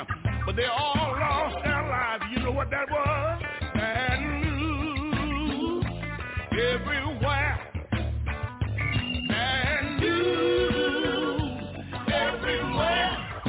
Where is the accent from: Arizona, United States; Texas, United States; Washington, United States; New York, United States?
Texas, United States; Houston; When I think about my hometown in Houston, Texas, there was five beautiful little children one day playing around in the house, and the devil got busy.